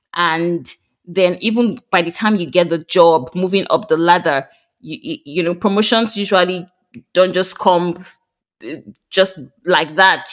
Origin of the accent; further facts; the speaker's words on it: Nigeria; moved away as an adult; now in France; I recently moved to France from Nigeria.